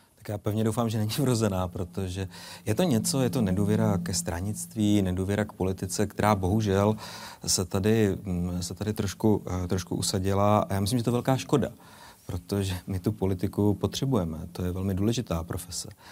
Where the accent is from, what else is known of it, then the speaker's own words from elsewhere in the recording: Bohemia, Czechia; now in Moravia, Czech Republic; v rodných Čechách